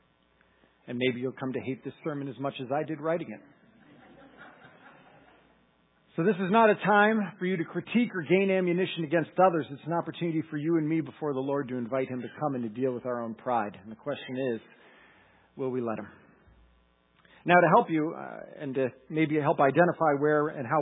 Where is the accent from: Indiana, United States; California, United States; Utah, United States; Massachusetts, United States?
Massachusetts, United States; I'm from Massachusetts